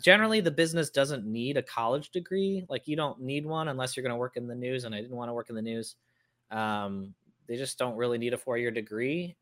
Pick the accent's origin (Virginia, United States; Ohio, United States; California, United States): Ohio, United States; Cincinnati; I grew up in Cincinnati, uh, Ohio, which is where P&G is